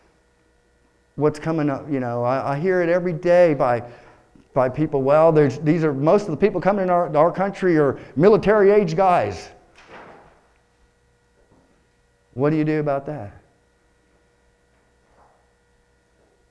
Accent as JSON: {"language": "English", "region": "Texas", "country": "United States", "tie": "born or raised there", "moved": "yes", "said": "I was born in Texas"}